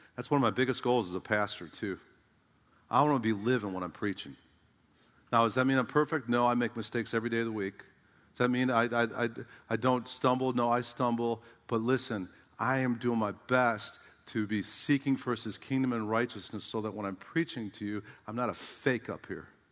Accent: United States; I'm an American

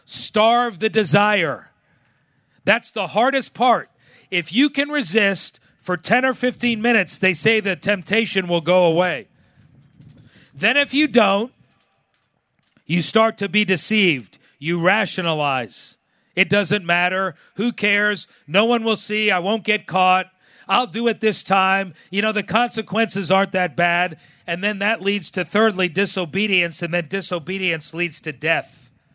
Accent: South Florida, United States; growing up in South Florida, I used to fish a lot in the Keys

